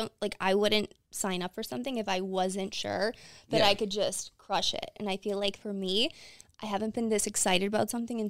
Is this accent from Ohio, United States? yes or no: no; Clarks Summit, Pennsylvania, United States; So I am from Pennsylvania. I'm not from Scranton, Pennsylvania. I'm from a town like 10 minutes over, but I always just say Scranton because the town that I'm from is Clark Summit